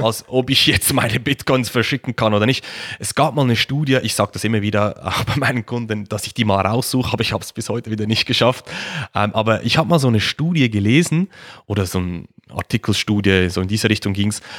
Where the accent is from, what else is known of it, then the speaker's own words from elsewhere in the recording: Switzerland; Wie man es wahrscheinlich hört, ich komme aus der Schweiz, ähm, sitze in der Nähe von Zürich.